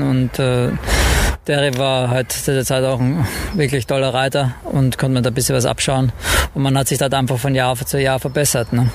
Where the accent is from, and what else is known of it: Vienna, Austria; born or raised there; now in Cologne, Germany